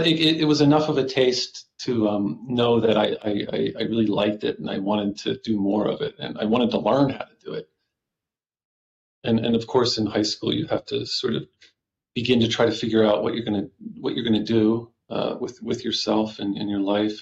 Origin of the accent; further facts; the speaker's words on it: Doylestown, Pennsylvania, United States; I grew up in Doylestown, and that's just a nice suburb and a really nice place to grow up